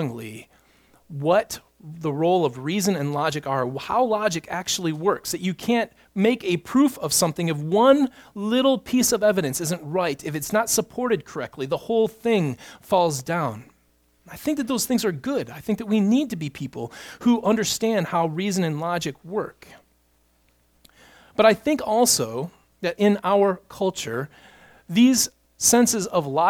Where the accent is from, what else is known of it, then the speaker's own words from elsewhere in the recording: United States; We, as an American people